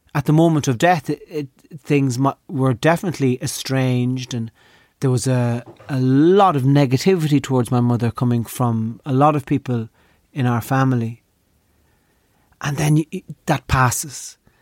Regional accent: Ireland; Growing up in Ireland

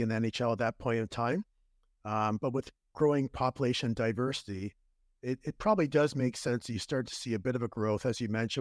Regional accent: Canada; having played myself in the 70s, whoever you were as a Canadian

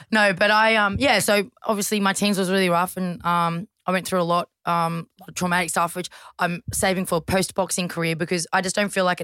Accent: Toongabbie, New South Wales, Australia; Toongabbie. I went to Greystanes High School. So yeah.

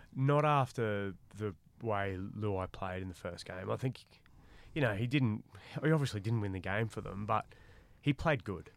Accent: Queensland, Australia; I'm a Queenslander

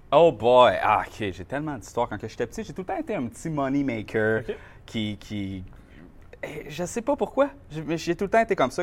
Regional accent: Saint-Georges-de-Champlain, Quebec, Canada; also born or lived in Shawinigan; je viens de Saint-Georges-de-Champlain, qui est une petite ville

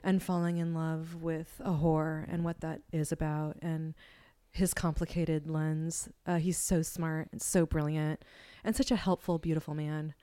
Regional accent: Humboldt, California, United States; I grew up in Humboldt

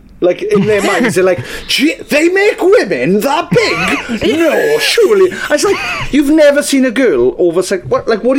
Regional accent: Welsh, Wales, United Kingdom; Because I'm Welsh

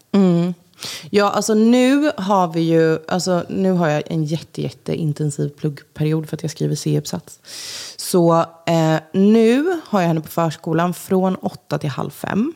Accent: Jönköping, Jönköping County, Sweden; moved away as an adult; now in Stockholm, Sweden; jag har alltså, jättemycket barndomskompisar hemma i Jönköping

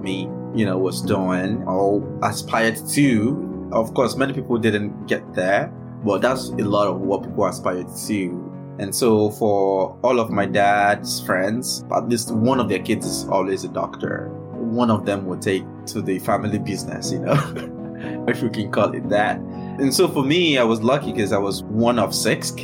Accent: Nigeria; moved away as an adult; also born or lived in Lagos, Nigeria / Chicago, United States; I grew up in Nigeria, and which explains why my work is in Nigeria, right? I grew up in a small town 6 hours away from Lagos

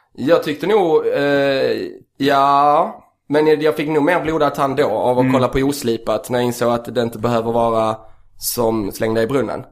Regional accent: Skåne, Sweden; jag är från Skåne

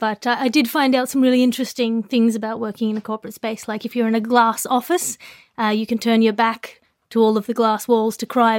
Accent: Sydney, New South Wales, Australia; In Sydney, where I did my driver's test, everyone does their practicing of their L plates near a park, Centennial

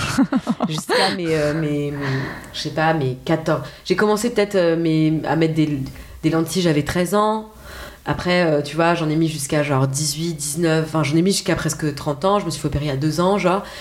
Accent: Alsace, Grand Est, France; accent: Alsatian; avec notre accent alsacien

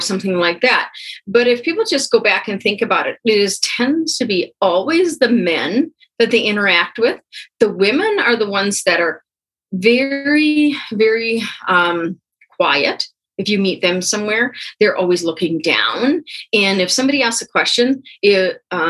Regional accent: United States; accent: Pennsylvania Dutch; first language Pennsylvania Dutch; English is a second language; moved away; my first language is Pennsylvania Dutch, or we call it Dutch.

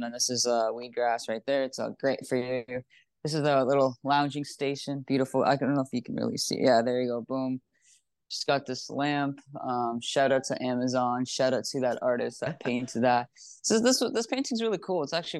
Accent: Canada; because I'm actually Canadian. I like, you know, go back and forth between Toronto.

